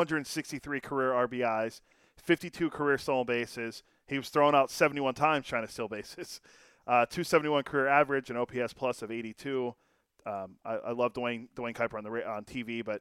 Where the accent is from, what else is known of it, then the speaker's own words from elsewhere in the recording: Pittsburgh, Pennsylvania, United States; I grew up in the urban areas of Pittsburgh